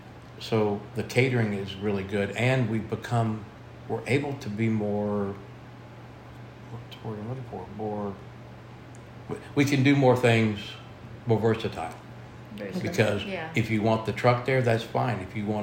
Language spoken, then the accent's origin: English; Central Luzon, Philippines; I come from Pampanga, the culinary capital of the world.